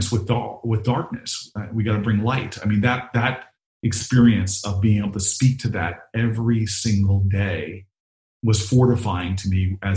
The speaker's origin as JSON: {"language": "English", "town": "Newark", "region": "New Jersey", "country": "United States", "tie": "born or raised there", "also_born_or_lived": "California", "accent": "Jersey", "said": "I went to California for college, so I was teased mercilessly about my Jersey accent out there"}